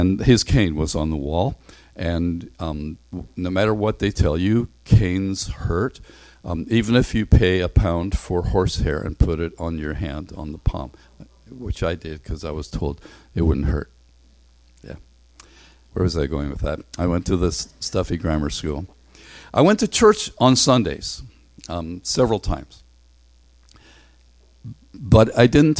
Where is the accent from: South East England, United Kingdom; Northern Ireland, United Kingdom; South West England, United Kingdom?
Northern Ireland, United Kingdom; moved away; I grew up in Northern Ireland, and I went to this stuffy grammar school.